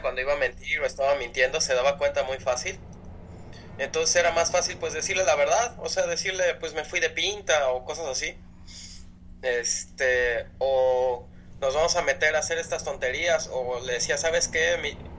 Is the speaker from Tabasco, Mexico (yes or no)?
yes; Villahermosa, Tabasco, Mexico; yo crecí en Villahermosa, Tabasco